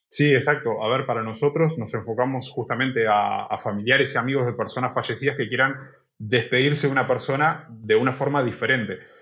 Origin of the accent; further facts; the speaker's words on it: Uruguay; moved away as an adult; now in Barcelona, Spain; soy de Uruguay, vine aquí a Barcelona hace cinco años